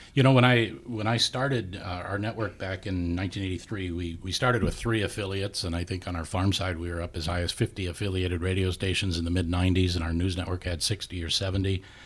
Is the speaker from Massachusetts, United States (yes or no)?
no; Saint Paul, Minnesota, United States; also born or lived in Mississippi; I grew up a lot in Saint Paul